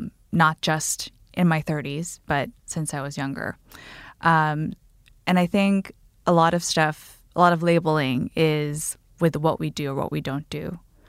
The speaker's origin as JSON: {"language": "English", "country": "Guam", "tie": "born or raised there", "moved": "yes", "lives_now": "New York City, United States", "said": "I am a 33-year-old single woman in New York City. I grew up on Guam"}